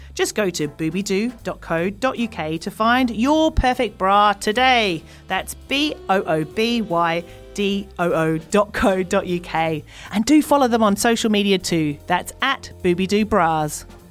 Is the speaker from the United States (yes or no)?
no; Australia; I'm Australian